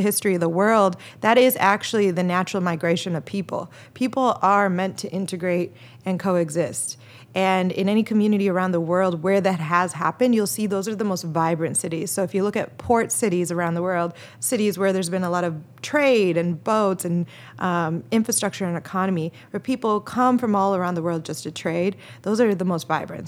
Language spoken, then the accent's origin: English; Chicago, Illinois, United States; I'm from Chicago